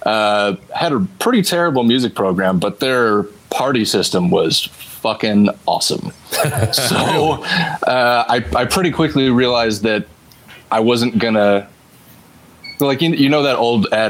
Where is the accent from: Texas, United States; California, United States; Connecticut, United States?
California, United States; Torrance; also born or lived in San Pedro, Los Angeles; we moved, to the Torrance area and that's where I grew up